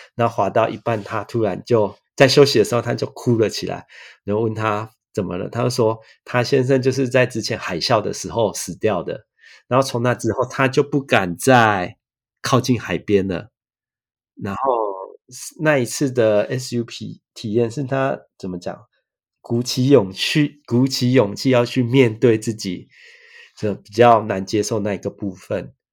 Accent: Taiwan; moved away as an adult; now in Miyagi, Japan; 我小时候看到的东西跟日本人不一样，然后还有 台湾跟日本的文化有一些一样的东西

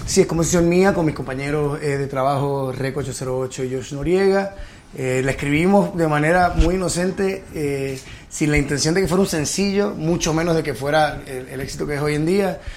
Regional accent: Puerto Rico; moved away as an adult; also born or lived in New York; now in Miami, United States; me fui de Puerto Rico. Yo estuve 10 años en Nueva York, eh, regresé a Puerto Rico por 5 años

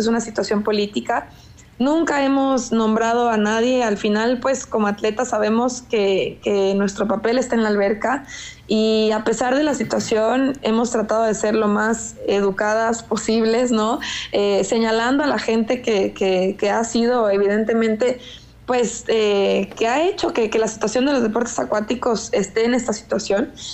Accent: Jalisco, Mexico; now in Mexico City, Mexico; que soy de Jalisco

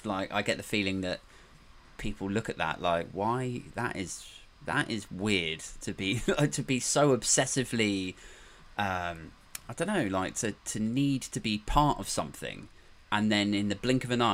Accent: United Kingdom; I'm happy that I'm from the UK, and I feel very fortunate that I was born here and that I grew up here

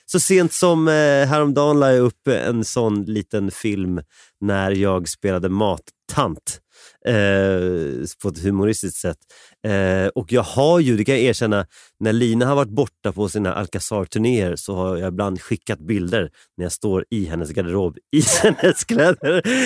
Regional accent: Sweden; jag är född i Sverige

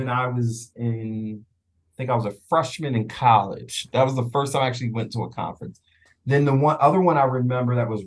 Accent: Philadelphia, Pennsylvania, United States; now in Atlanta, United States; I was born and raised in Philly

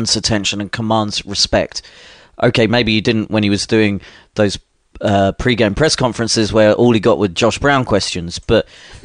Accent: United Kingdom; I'm British

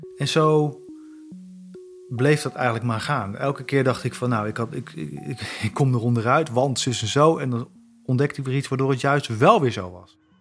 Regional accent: Zutphen, Gelderland, Netherlands; Ik zeg ja, Zutphen.

